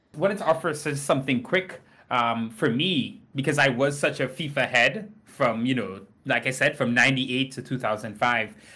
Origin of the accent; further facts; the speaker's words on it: Trinidad & Tobago; now in United States; I grew up in Trinidad and Tobago